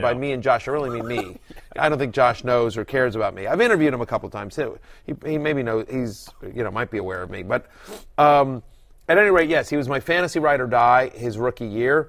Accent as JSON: {"language": "English", "town": "College Station", "region": "Texas", "country": "United States", "tie": "born or raised there", "moved": "yes", "said": "I am from Texas. I grew up in College Station, Texas, home of the Texas A&M Aggies, Giga Maggies. My parents still live there to this day."}